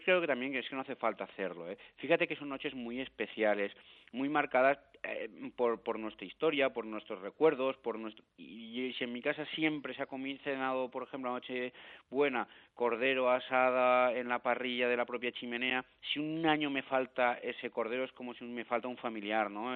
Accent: Valencia, Valencian Community, Spain; yo soy de Valencia

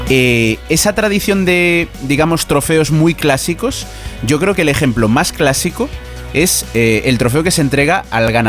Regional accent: A Coruña, Galicia, Spain; yo que soy de Coruña

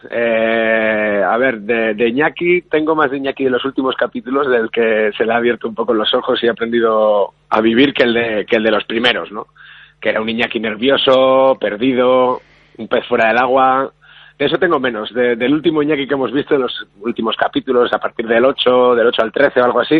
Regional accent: Basque Country, Spain; Yo creo que tanto vascos como andaluces eh, nos gusta mucho disfrutar de la vida

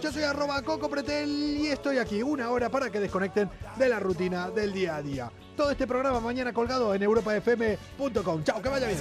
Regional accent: Argentina; now in Spain; soy argentino

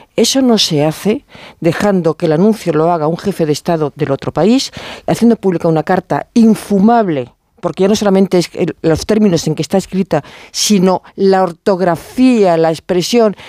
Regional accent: Galicia, Spain; como gallega

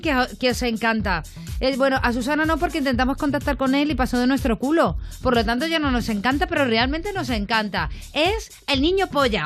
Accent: Talavera de la Reina, Castilla-La Mancha, Spain; now in Madrid, Spain; yo soy de Talavera de la Reina, pero llevo aquí la mitad de mi vida en Madrid

